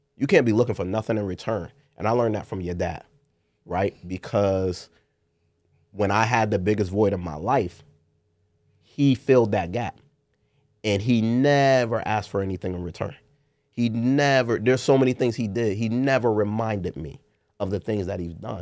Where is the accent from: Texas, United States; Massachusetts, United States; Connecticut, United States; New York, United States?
Connecticut, United States; New Haven; One of the first in my neighborhood growing up in New Hallville on Harden Place